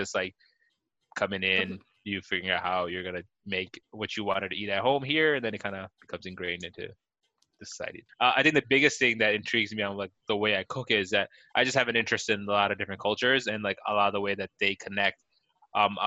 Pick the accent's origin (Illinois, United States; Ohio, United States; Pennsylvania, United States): Illinois, United States; Chicago; I'm born and raised in Chicago. Like I'm an ABC